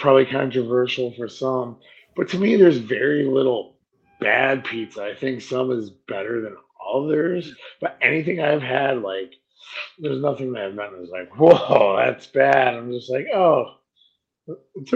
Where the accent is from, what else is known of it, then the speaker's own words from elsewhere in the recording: Connecticut, United States; I'm from Connecticut. I went to, you know, school in New Haven.